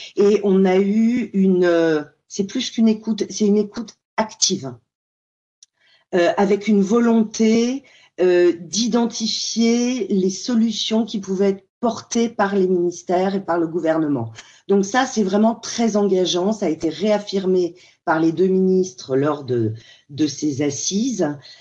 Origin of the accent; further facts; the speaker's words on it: France; chez nous en France